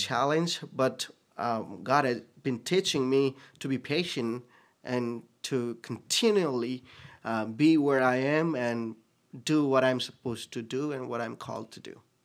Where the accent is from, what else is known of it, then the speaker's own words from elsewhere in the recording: Nepal; English is a second language; moved away as an adult; also born or lived in Bhutan; now in Sioux Falls, United States; I was born in Bhutan. I was, um, a year and a half old when I left the country as a refugee and was in Nepal for almost twenty plus years.